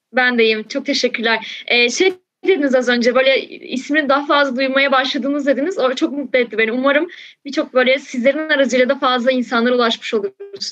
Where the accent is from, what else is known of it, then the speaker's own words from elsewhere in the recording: Balıkesir, Turkey; also born or lived in Şanlıurfa; now in Istanbul, Turkey; Şimdi ben Balıkesir'de büyüdüm. Yani şu an İstanbul'da yaşıyorum. Ama hani orada doğup büyüdüm.